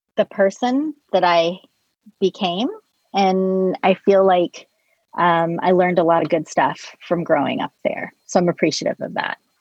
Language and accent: English; Colorado, United States; moved away; I was born in Colorado, and my brother lives in Denver.